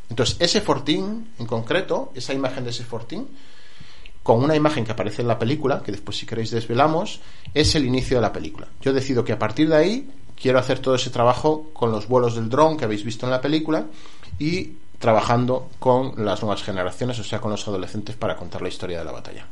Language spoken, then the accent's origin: Spanish; Colmenar del Arroyo, Community of Madrid, Spain; Yo soy de Colmenar del Arroyo